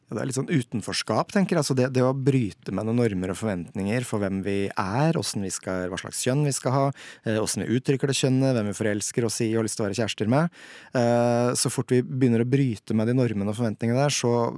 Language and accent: Norwegian; Toten, Innlandet, Norway; now in Hadeland, Norway; er fra Toten, bor på Hadeland